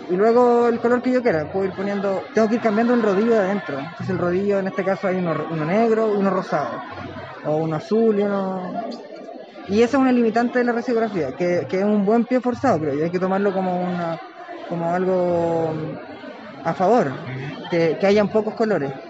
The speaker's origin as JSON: {"language": "Spanish", "region": "Valparaíso", "country": "Chile", "said": "yo soy de Valparaíso"}